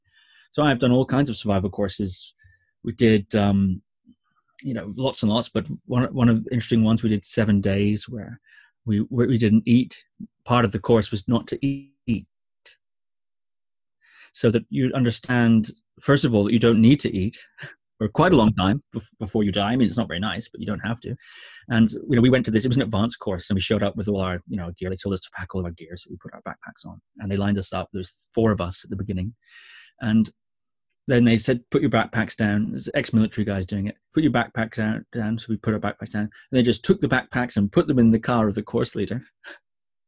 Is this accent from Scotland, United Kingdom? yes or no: yes; Shetland Islands, Scotland, United Kingdom; I grew up on the Shetland Islands, which is a small set of islands very far north of Scotland.